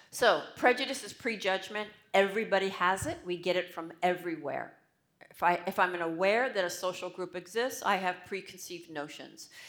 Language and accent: English; United States; I'm American